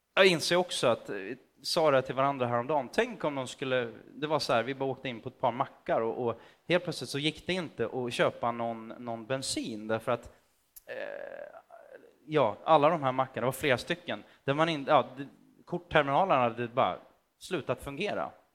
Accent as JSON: {"language": "Swedish", "town": "Motala", "region": "Östergötland", "country": "Sweden", "tie": "born or raised there", "said": "Jag växte upp i Motala, ganska nära Göta kanal"}